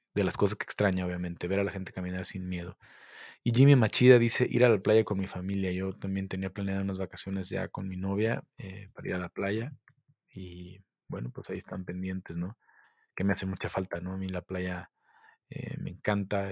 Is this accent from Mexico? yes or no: yes; Mexico; soy mexicano